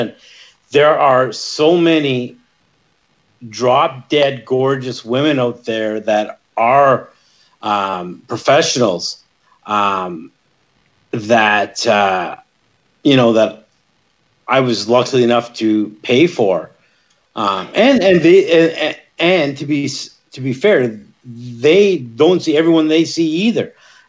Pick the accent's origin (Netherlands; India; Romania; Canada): Canada; Northern Ontario; I'm from Ontario, Northern Ontario